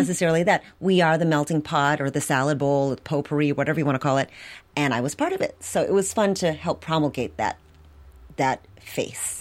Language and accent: English; Milwaukee, Wisconsin, United States; I grew up in Milwaukee